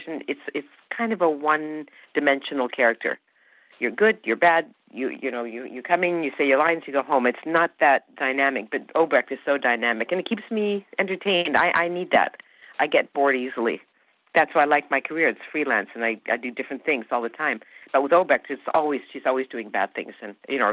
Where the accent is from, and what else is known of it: Canada; born or raised there; first language Hungarian